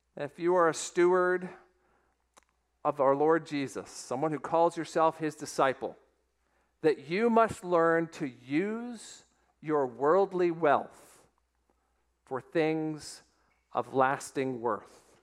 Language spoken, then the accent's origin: English; Weston, Florida, United States; it is my hometown, the town of Weston, Florida